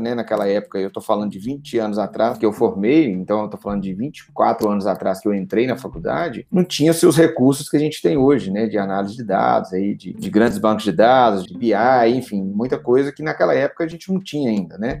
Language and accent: Portuguese; Pedro Leopoldo, Minas Gerais, Brazil; also born or lived in Belo Horizonte; eu sou aqui de Pedro Leopoldo, uma cidade aqui próxima de BH, né? Minas Gerais